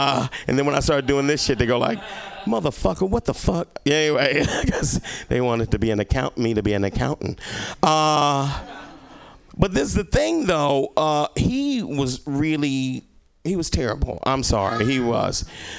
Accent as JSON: {"language": "English", "town": "Little Rock", "region": "Arkansas", "country": "United States", "said": "when I moved here, I came from Arkansas, right? I came from Little Rock, fucking Arkansas, the land of opportunity, all right? My opportunity was fucking leaving, all right?"}